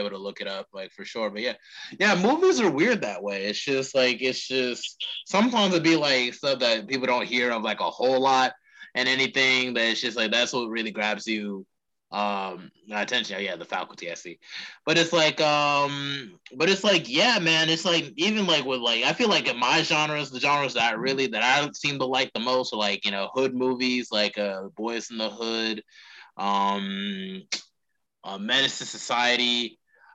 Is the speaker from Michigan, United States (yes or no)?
no; Charlotte, North Carolina, United States; in my hometown